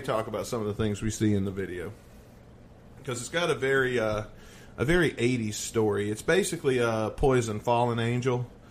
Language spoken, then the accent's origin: English; the South, United States; I'm from the South